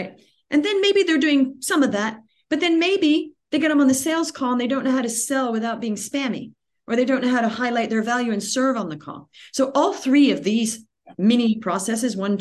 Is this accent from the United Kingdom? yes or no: no; Australia; moved away; also born or lived in California, United States; I was born in California, but we moved to Australia when I was a child, and we grew up there